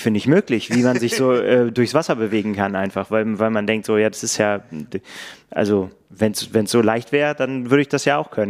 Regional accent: Northern Germany, Germany; ich darf das sagen, als Norddeutscher sind das Berge

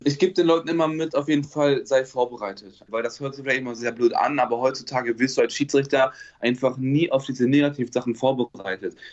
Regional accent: Bielefeld, North Rhine-Westphalia, Germany; Ich komme aus Bielefeld

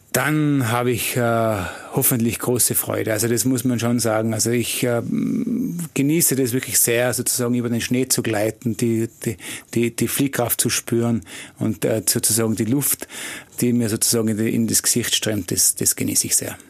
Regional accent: Tyrol, Austria; was sind wir Tiroler? Wir sind schon bodenständig

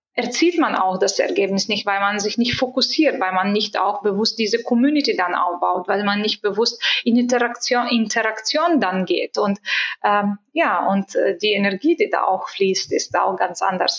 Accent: Bulgaria; moved away; Ich bin gebürtige Bulgarin

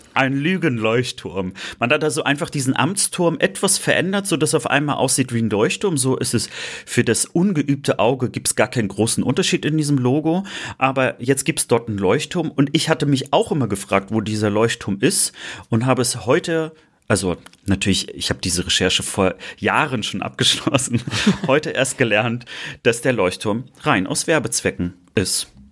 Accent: Mecklenburg-Vorpommern, Germany; moved away; in meinem Heimatbundesland, in Norddeutschland

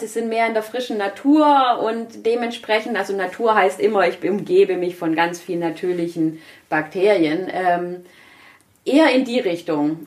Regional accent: Germany; Bei uns in Deutschland

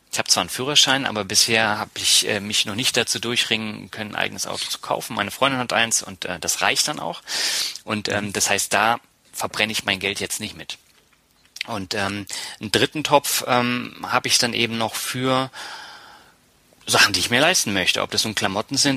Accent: Berlin, Germany; now in Lübeck, Germany; Ja, aber ich bin ja nicht in Norddeutschland groß geworden. Ich bin zwar

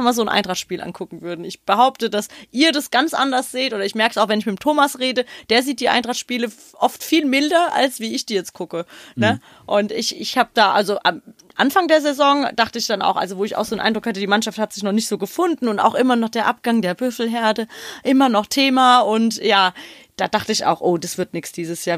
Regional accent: Frankfurt, Hesse, Germany; wir haben ja als Frankfurter

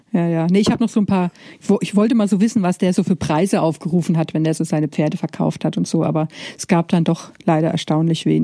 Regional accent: Bavaria, Germany; ich komme ja aus Preußlerartig aus, aus, aus, aus Bayern

